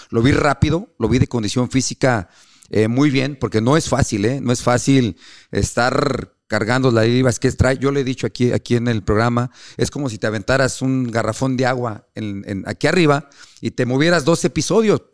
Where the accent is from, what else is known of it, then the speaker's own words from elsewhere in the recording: Mexico City, Mexico; yo soy de la Ciudad de México